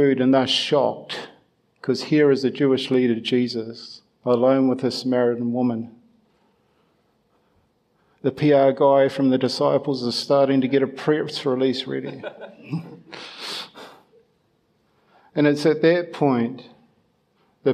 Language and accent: English; Ireland; being Irish